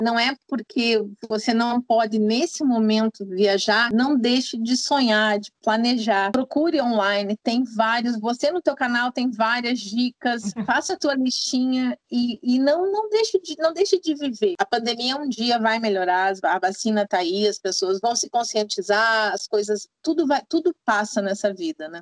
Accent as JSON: {"language": "Portuguese", "town": "Paranaguá", "region": "Paraná", "country": "Brazil", "tie": "born or raised there", "also_born_or_lived": "Iraq / Dubai / Haiti", "moved": "as an adult", "lives_now": "United States", "said": "eu sou natural de Paranaguá e atualmente estou morando nos Estados Unidos"}